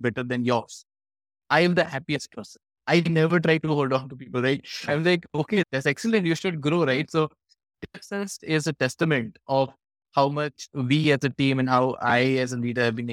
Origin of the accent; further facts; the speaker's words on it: Varanasi, Uttar Pradesh, India; Varanasi, which I love, of course, it is my hometown